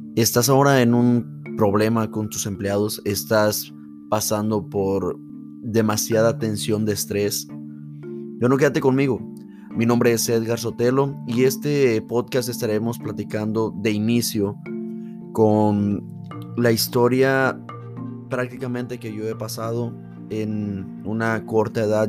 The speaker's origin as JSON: {"language": "Spanish", "region": "State of Mexico", "country": "Mexico", "tie": "born or raised there", "moved": "as an adult", "lives_now": "United States", "said": "nací en el Estado de México y tengo cerca una ciudad que se llama la ciudad de Toluca"}